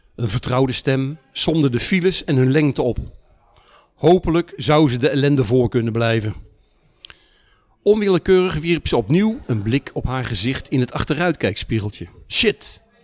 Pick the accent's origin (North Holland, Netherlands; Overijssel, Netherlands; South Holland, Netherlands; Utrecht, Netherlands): Utrecht, Netherlands; ik ben afkomstig uit Utrecht